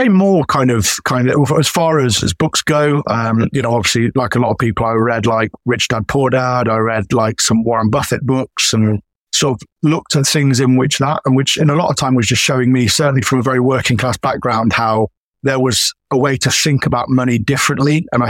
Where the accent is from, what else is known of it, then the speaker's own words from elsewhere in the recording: United Kingdom; And obviously being a Brit as well, he's from quite sort of humble beginnings.